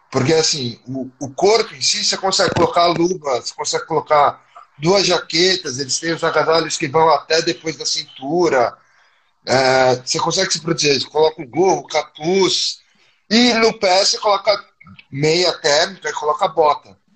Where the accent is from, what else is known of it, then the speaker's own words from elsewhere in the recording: São Paulo, Brazil; E eu sou de São Paulo. Então, São Paulo também tem uma temperatura bem amena.